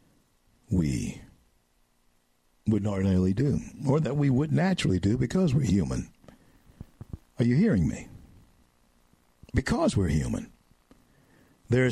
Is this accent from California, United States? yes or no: no; Louisiana, United States; the great state of Louisiana, my home state